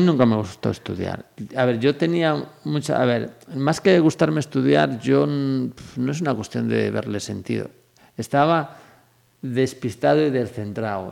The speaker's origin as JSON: {"language": "Spanish", "town": "Moaña", "region": "Galicia", "country": "Spain", "tie": "born or raised there", "also_born_or_lived": "Ourense", "moved": "as an adult", "lives_now": "Vila de Cruces, Spain", "said": "me vine con siete años, mi conciencia pues hasta los 21 pues, pues fue, fue Moaña"}